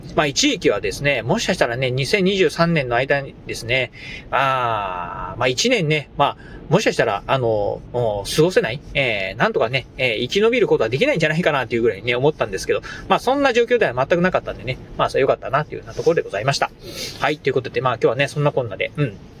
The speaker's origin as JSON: {"language": "Japanese", "region": "Kochi", "country": "Japan", "tie": "born or raised there", "moved": "as an adult", "said": "18年間ですか、えー、高知にですね、えー、高知で生まれ育った人間"}